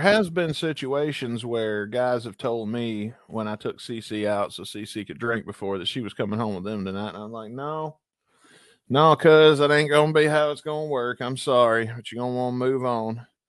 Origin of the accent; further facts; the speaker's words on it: Booneville, Mississippi, United States; I'm technically from Booneville, Mississippi